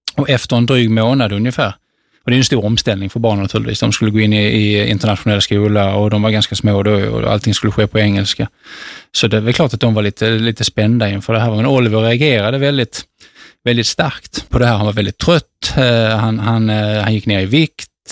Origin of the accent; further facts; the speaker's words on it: Sweden; also born or lived in Bangladesh; hemma i Sverige